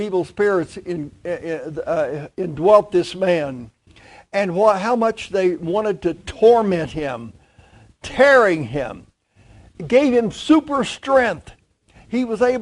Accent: Clay County, West Virginia, United States; moved away; Clay County, very poor county

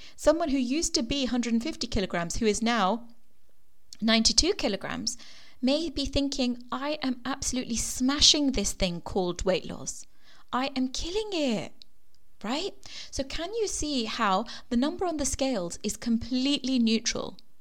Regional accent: Kenya; moved away; I was born in Kenya

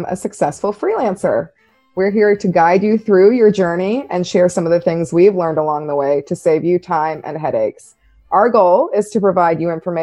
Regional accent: Georgia, United States; I'm a Georgia peach.

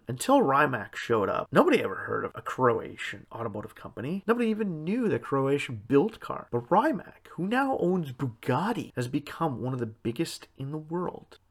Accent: Canada

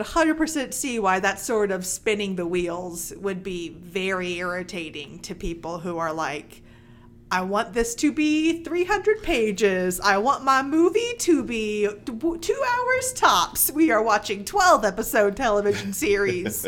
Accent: Mississippi, United States; I'm from Mississippi

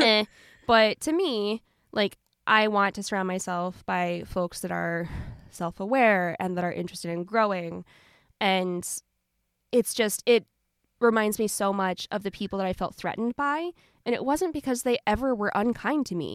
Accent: Southern Ohio, United States; I'm from Southern Ohio.

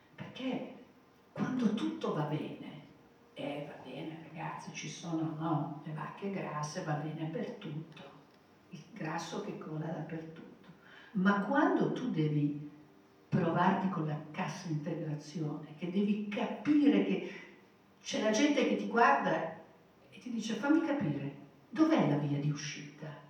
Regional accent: Turin, Piedmont, Italy; io sono nata a Torino

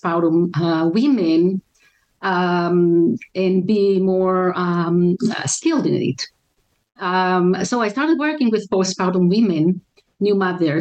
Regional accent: Israel; moved away as an adult; also born or lived in Maryland; now in United States; I was born and raised in Israel

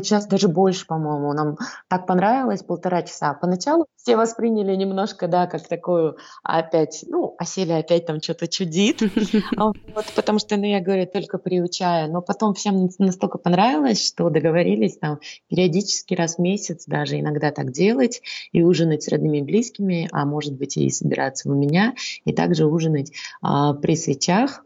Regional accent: Saint Petersburg, Russia; moved away as an adult; now in Astana, Kazakhstan; Сама я родилась в Ленинграде.

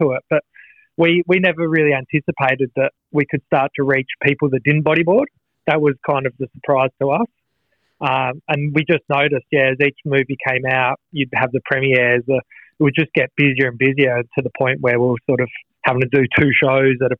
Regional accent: Western Australia, Australia; in West Australia, we, luckily enough, down south in Margs

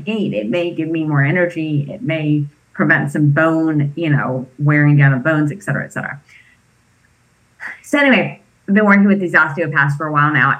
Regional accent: East Coast, United States; now in California, United States; I grew up on the East Coast.

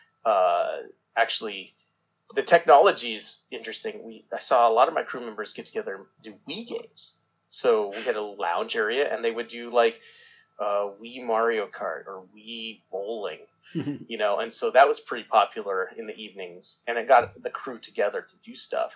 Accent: Southwest Colorado, United States; I grew up in Southwest Colorado that has no ocean

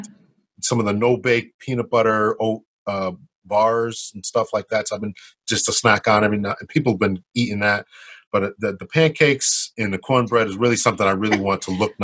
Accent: Connecticut, United States; I have some roots there too, but I was raised in Connecticut

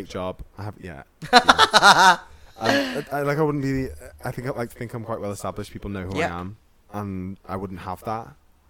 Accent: Liverpool, North West England, United Kingdom; also born or lived in Manchester / Leicester; I grew up between here and Liverpool.

